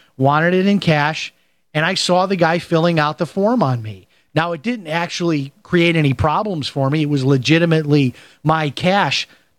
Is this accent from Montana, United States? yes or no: no; Chicago, Illinois, United States; And I grew up in Chicago, and I remember people doing that, people having thousands of dollars in cash around their house.